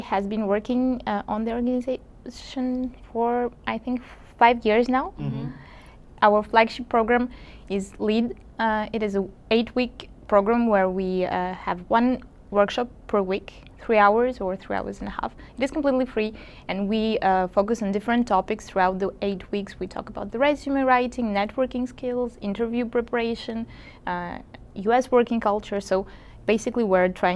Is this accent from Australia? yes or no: no; Kazakhstan; moved away as an adult; now in New York, United States; I come from Kazakhstan and I have been living in New York for a little bit more than a year.